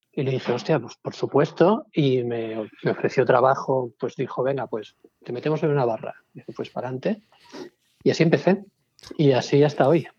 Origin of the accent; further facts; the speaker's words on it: Palma, Balearic Islands, Spain; yo soy de Palma, que tampoco es un pueblo